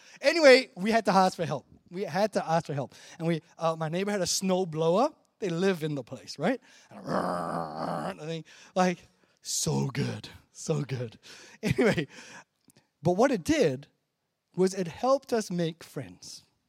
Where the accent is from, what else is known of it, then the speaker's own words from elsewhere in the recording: Malaysia; now in Chicago, United States; Like, when I grew up in Malaysia, right? Don't actually know what a cold, snowy winter is like.